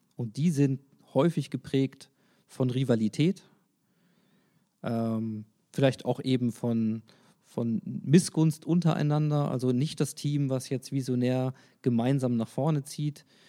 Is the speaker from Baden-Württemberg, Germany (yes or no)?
no; Hanover, Lower Saxony, Germany; Als Hannoveraner